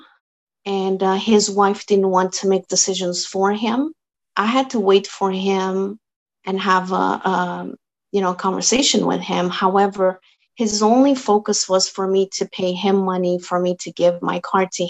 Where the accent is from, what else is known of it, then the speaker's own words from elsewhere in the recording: Azores, Portugal; first language Portuguese; English is a second language; now in Canada; I came from Azores, the islands of Portugal, and we speak Portuguese.